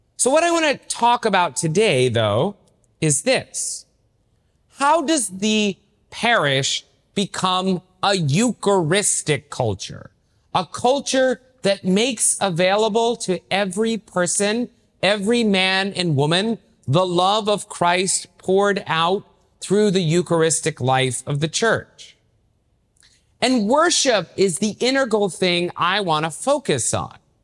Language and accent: English; Knoxville, Tennessee, United States; also born or lived in Maryville, Tennessee; now in South Bend, United States; I grew up in Knoxville, Tennessee, so I'm a Southern Catholic myself